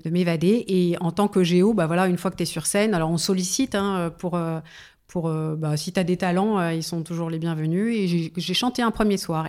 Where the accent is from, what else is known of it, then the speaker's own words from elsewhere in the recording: Paris suburbs, then Seine-et-Marne, Île-de-France, France; j'ai grandi en banlieue parisienne et puis ensuite en Seine-et-Marne